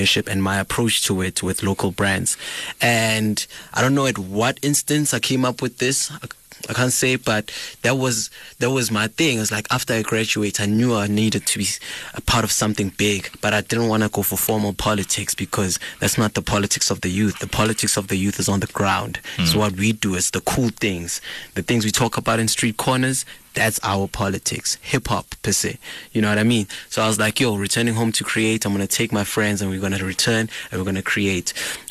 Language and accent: English; East Rand, Gauteng, South Africa; I'm from the East Rand.